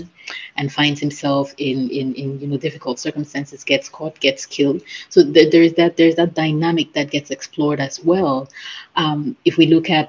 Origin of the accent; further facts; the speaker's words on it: Cameroon; I come from Cameroon, which is a West African country